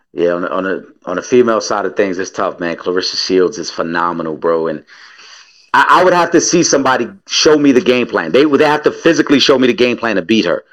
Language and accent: English; New York City, New York, United States; I'm from the Bronx